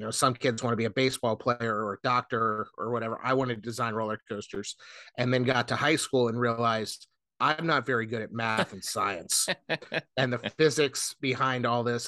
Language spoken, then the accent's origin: English; South Florida, United States; now in North Carolina, United States; I grew up in South Florida